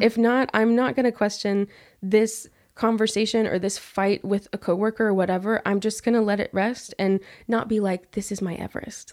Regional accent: Abilene, Texas, United States; being back in my hometown in Abilene

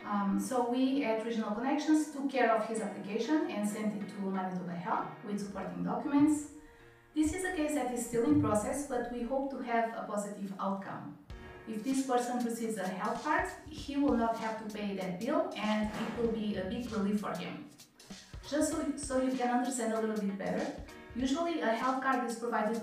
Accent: Portugal; moved away; I came from Portugal 5 years ago as a permanent resident.

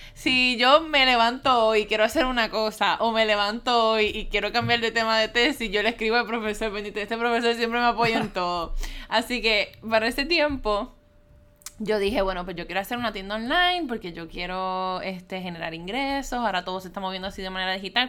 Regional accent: Puerto Rico; soy de Puerto Rico

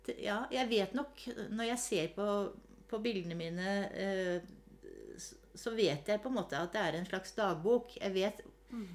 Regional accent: Hakadal, Akershus, Norway; den store gården hvor jeg vokste opp her i Hakadal

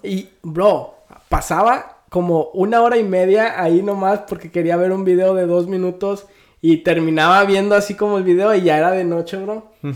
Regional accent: Mexico; yo soy del 96 y nací en México

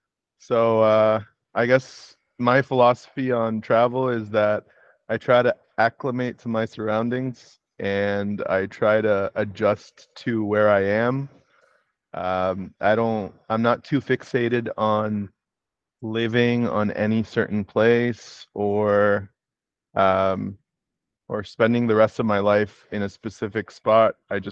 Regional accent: Egypt; born there; moved away; also born or lived in Kuwait / Canada; I moved there from Canada, where I got my degrees, and I graduated from university. I did my undergrad in Kuwait, and I was born in Egypt.

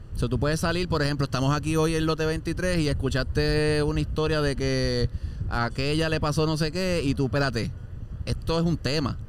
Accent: Puerto Rico; yo soy de campo también, yo vengo de un área así también

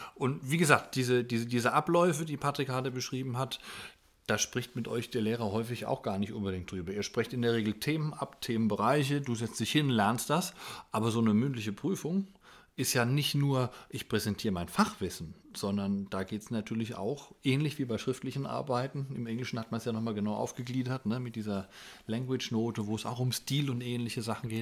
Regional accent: Germany; bei uns in Deutschland

